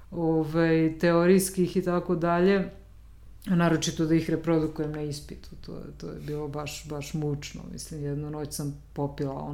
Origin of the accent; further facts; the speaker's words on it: Apatin, Vojvodina, Serbia; moved away as an adult; now in Belgrade, Serbia; dolazim iz Apatina i onda kao sama ta i završila sam gimnaziju